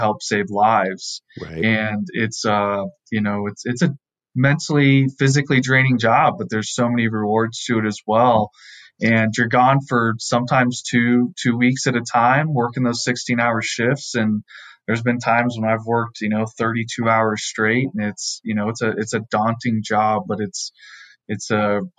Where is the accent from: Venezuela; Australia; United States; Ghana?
United States; Southern California; I grew up in Southern California.